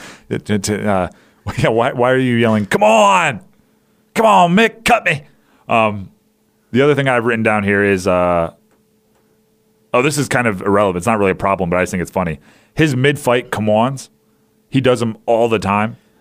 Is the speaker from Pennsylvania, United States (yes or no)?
yes; outside Philadelphia, Pennsylvania, United States; I grew up outside Philly